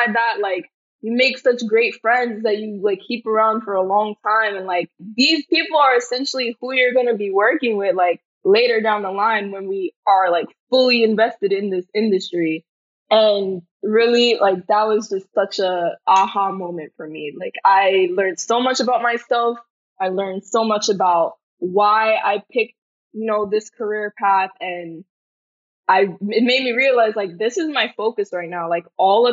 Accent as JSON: {"language": "English", "town": "New York City", "region": "New York", "country": "United States", "tie": "born or raised there", "said": "I'm from Brooklyn, New York. And yeah, growing up here all my life really made me a part of who I am"}